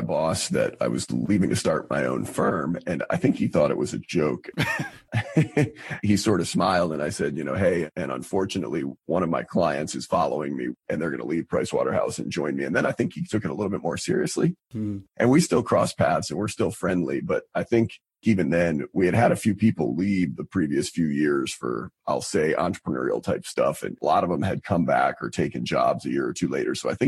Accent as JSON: {"language": "English", "town": "Albany", "region": "New York", "country": "United States", "also_born_or_lived": "Boston, Massachusetts", "moved": "as an adult", "lives_now": "Charlotte, United States", "said": "I'm originally from Albany, New York"}